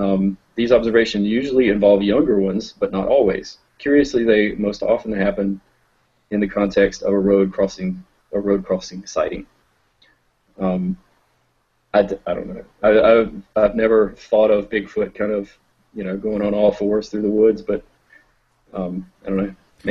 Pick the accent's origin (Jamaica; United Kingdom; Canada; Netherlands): United Kingdom; England; I'm an English guy. I don't know.